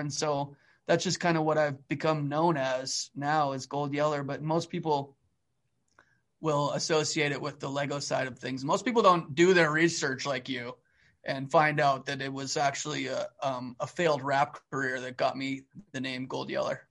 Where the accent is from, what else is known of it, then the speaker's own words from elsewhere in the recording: Calgary, Alberta, Canada; now in United States; I grew up in Northwest Calgary, like, varsity area